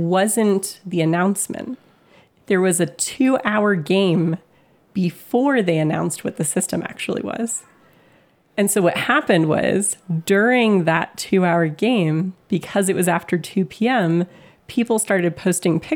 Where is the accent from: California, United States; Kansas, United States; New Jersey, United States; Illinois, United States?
California, United States; I'm from California